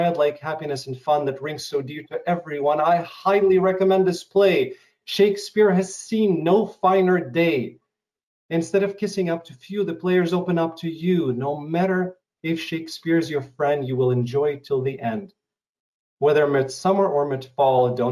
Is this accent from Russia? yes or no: yes; Russia; English is a second language; moved away; coming from Russia to or former Soviet Union, I come from a country that no longer exists.